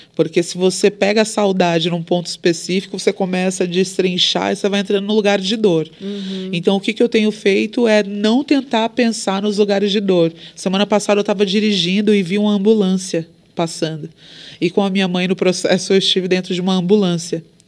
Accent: Brazil; Sou brasileira

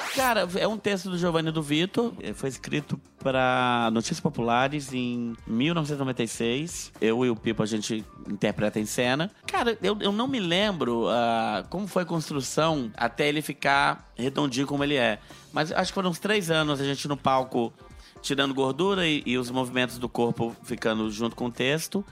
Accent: Brasília, Federal District, Brazil; Eu sou de Brasília, mas o meu bar é no Rio

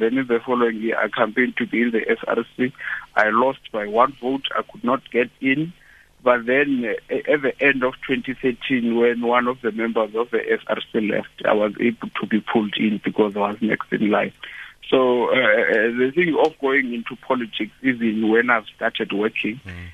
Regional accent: Mthatha, Eastern Cape, South Africa; now in Pretoria, South Africa; I'm from Tata in a small rural place there called Ngeleni.

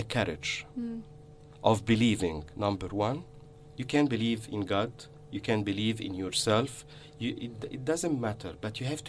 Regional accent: Egypt; moved away as an adult; the heritage that I came from Egypt.

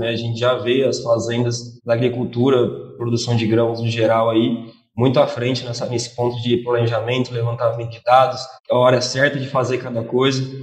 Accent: Jaboticabal, São Paulo, Brazil; now in Mato Grosso, Brazil; Bom, é, eu sou nascido, criado e formado em Jabuticabal, São Paulo. É, vim para o Mato Grosso tem quase dois anos

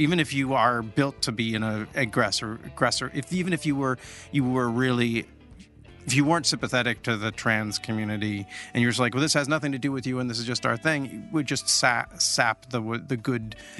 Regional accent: Olympia, Washington, United States; I'm from Olympia.

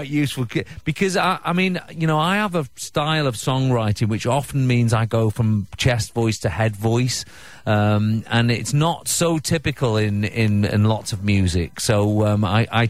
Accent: United Kingdom; being a Brit, we love our royal family

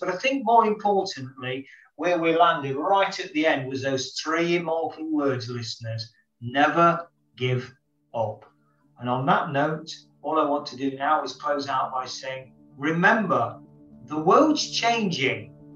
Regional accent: United Kingdom; as a Brit coming over to India

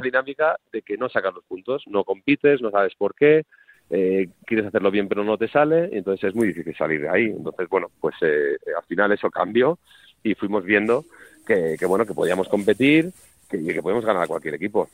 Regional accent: Madrid, Community of Madrid, Spain; jugadores que somos de Madrid

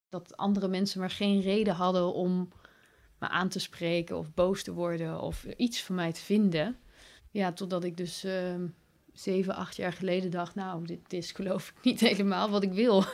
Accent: Breda, North Brabant, Netherlands; moved away; also born or lived in Leiden; van mijn geboorteplaats Breda naar de plaats waar ik toen woonde, naar Leiden

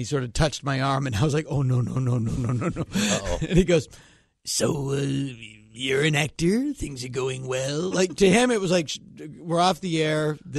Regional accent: Massachusetts, United States; I'm from Massachusetts.

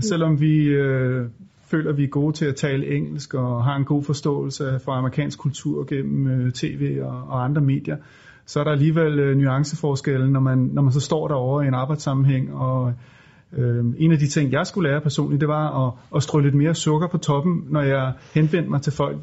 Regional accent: Denmark; vi er jo danskere, os tre stifter

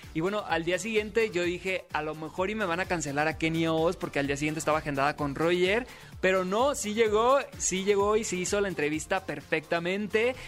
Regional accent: Sinaloa, Mexico; yo también soy de Sinaloa

